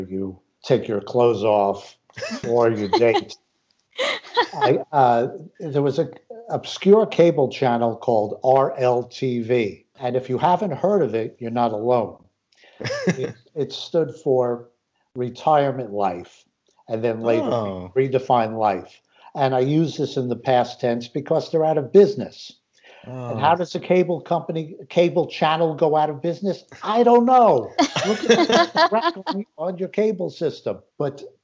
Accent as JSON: {"language": "English", "town": "Great Neck", "region": "New York", "country": "United States", "tie": "born or raised there", "moved": "as an adult", "lives_now": "Silver Spring, United States", "said": "I grew up in Great Neck, not far, I think, from Mr. Tony in Newsday territory"}